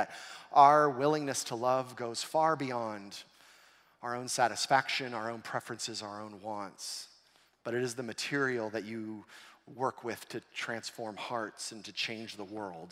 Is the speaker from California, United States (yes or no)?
yes; Southern California, United States; growing up in Southern California